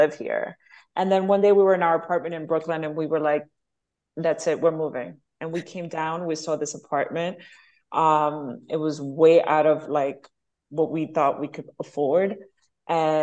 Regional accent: Venezuela; also born or lived in Bronx, New York, United States; now in Miami, United States; growing up in Venezuela, we were always by the beach.

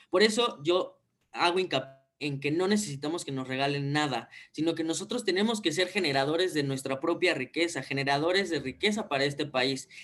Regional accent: Mexico; tenemos que cambiar como país, como mexicanos

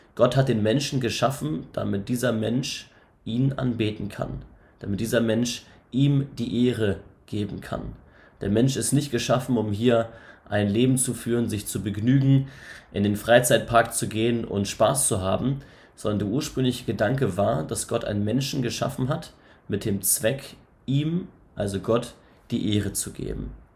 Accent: Northern Germany, Germany; also born or lived in Elmshorn; Ich komme aus dem Norden, aus dem hohen Norden.

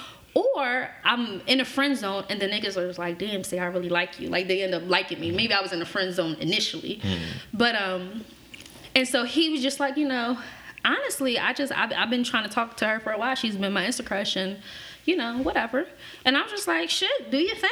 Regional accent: Philadelphia, Pennsylvania, United States; I grew up in North Philly when I first came to Philly

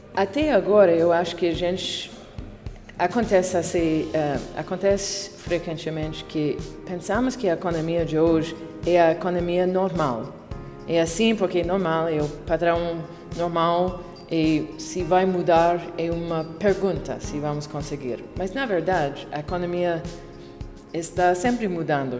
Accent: Canada; Portuguese is a second language; sou canadense, consultora, autora, baseada em Montreal.

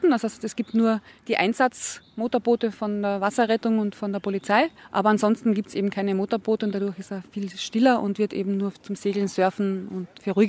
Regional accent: Carinthia, Austria; Das muss man als Frau, als Kärntnerin kennen.

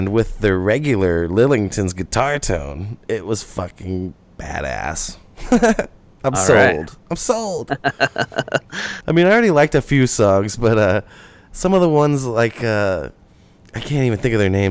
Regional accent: St. Louis, Missouri, United States; I'm from St. Louis

